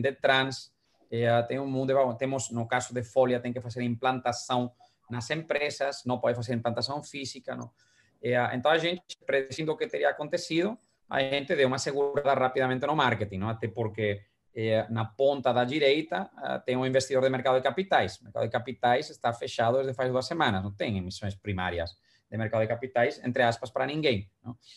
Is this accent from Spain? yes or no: yes; Valencia, Valencian Community, Spain; Portuguese is a second language; now in Brazil; uma viagem para minha terra